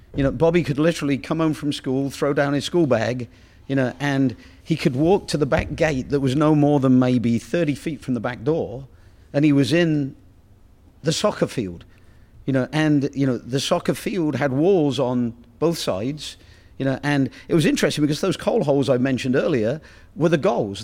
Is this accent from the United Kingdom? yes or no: yes; Oxford, South East England, United Kingdom; moved away; I come from Oxford